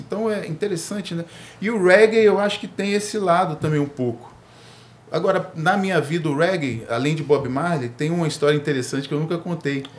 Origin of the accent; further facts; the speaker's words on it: Brasília, Federal District, Brazil; eu nasci no Cruzeiro, nascido e criado